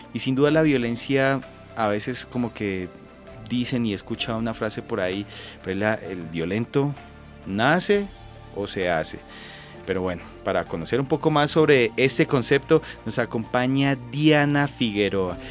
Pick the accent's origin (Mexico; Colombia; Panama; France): Colombia; nosotros como colombianos